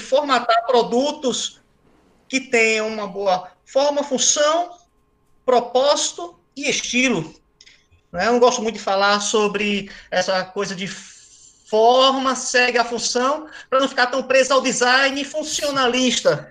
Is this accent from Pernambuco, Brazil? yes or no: yes; Recife, Pernambuco, Brazil; moved away as an adult; now in São Paulo, Brazil; Sou recifense, raiz.